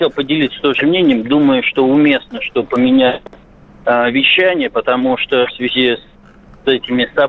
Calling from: Moscow, Russia; я из Москвы.

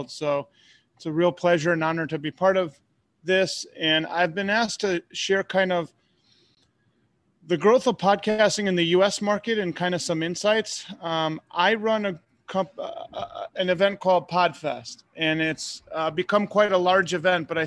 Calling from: Tampa, Florida, United States; I am coming from Tampa, Florida.

